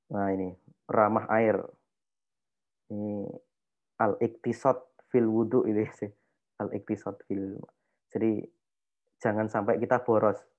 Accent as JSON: {"language": "Indonesian", "town": "Yogyakarta", "region": "Special Region of Yogyakarta", "country": "Indonesia", "said": "saya orang Jawa nggih, maksudnya saya orang Jogja."}